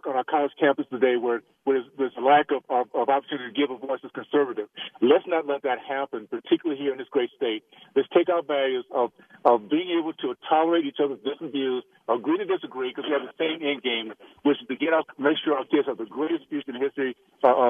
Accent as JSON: {"language": "English", "town": "Tallahassee", "region": "Florida", "country": "United States", "tie": "born or raised there", "moved": "yes", "said": "the values I grew up with in Tallahassee"}